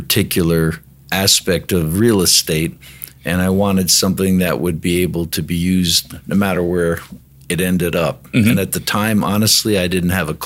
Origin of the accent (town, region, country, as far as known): Plainfield, New Jersey, United States; born or raised there; moved away as an adult; now in Denver, United States